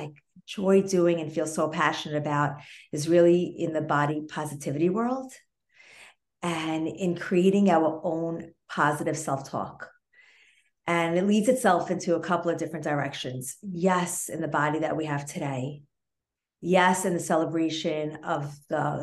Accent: New York City, New York, United States; I'm from the Sephardic Jewish community in Brooklyn

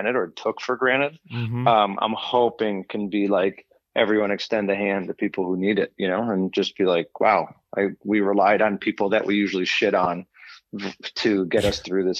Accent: Des Plaines, Illinois, United States; grew up in Des Plaines.

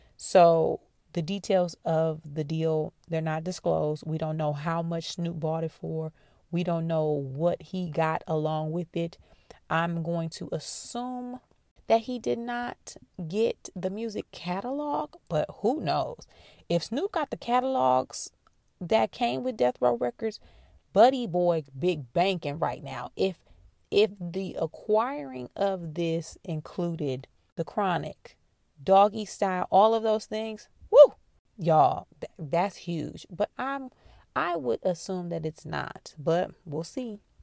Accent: Midwest, United States; I'm from the Midwest

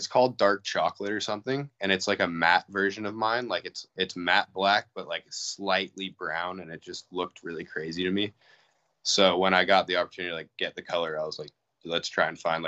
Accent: Reno, Nevada, United States; I grew up in Reno, Nevada, which is like 4 hours from the Bay

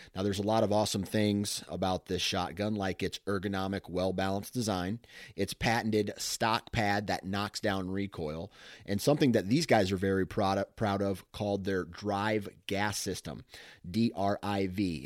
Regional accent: Mount Pleasant, Iowa, United States; I grew up in Mount Pleasant

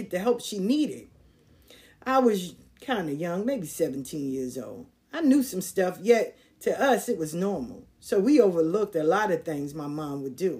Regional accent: New York City, New York, United States; Growing up in South Jamaica, Queens was a different kind of vibe

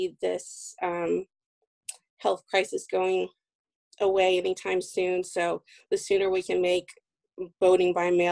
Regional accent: Texas, United States; accent: Texan; now in Massachusetts, United States; I'm from Texas. Every once in a while, the Texan accent comes out

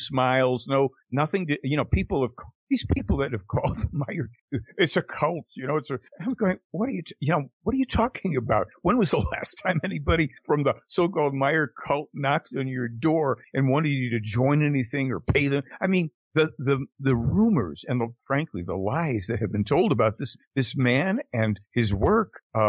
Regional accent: United States; we are Americans

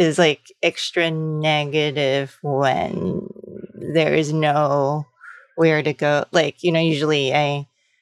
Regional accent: New York City, New York, United States; also born or lived in Los Angeles; I'm from New York City, but I lived in LA after college

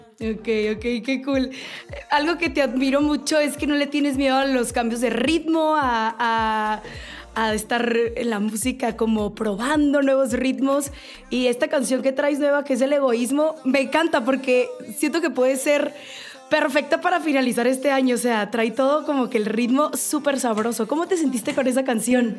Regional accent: Mexico; un paisano mío, con el Karim León

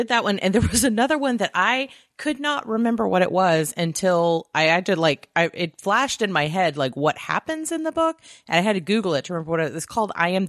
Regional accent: the South, United States; Yeah, I grew up in the South, and so I knew people were awful

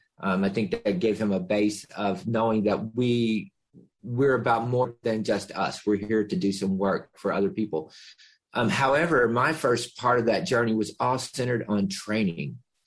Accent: Kentucky, United States; moved away as an adult; now in Marin County, United States; We're from, you know, we live in Marin County in a very privileged, mostly white community. We come from Kentucky. We moved here. We moved here about 14 years ago.

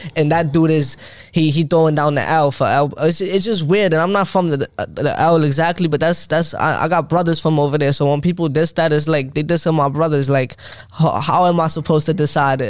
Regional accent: New York City, New York, United States; I'm from Brooklyn, Crown Heights

